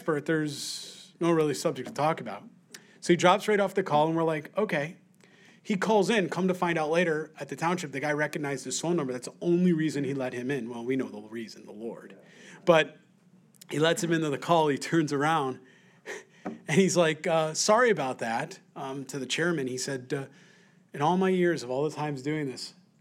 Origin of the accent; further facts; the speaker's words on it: Rochester, New York, United States; moved away; I'm from Rochester, New York originally